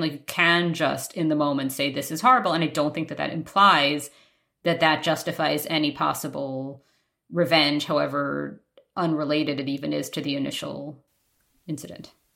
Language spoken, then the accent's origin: English; New York, United States; moved away; was in Manhattan, in New York, my hometown